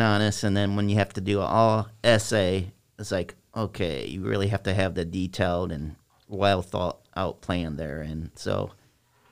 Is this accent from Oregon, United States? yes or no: no; East Moline, Illinois, United States; also born or lived in Silvis, Illinois; East Moline, Illinois